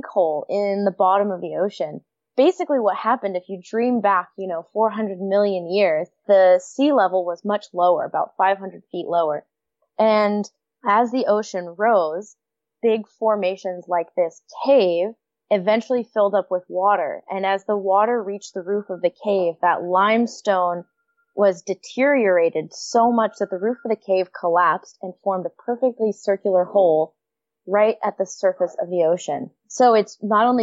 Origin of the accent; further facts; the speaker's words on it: United States; moved away as an adult; now in Vancouver, Canada; I'm American, but my favorite joke is that I'm living the great American dream. Move to Canada.